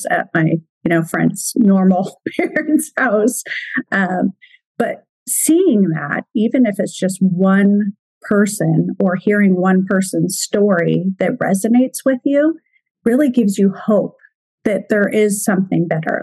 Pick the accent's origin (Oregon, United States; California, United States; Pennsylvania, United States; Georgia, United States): Oregon, United States; now in Washington, United States; I'm from Oregon. I'm just right across the river in Washington. So if you hear me slip and say Oregonian, I basically still feel like I'm an Oregonian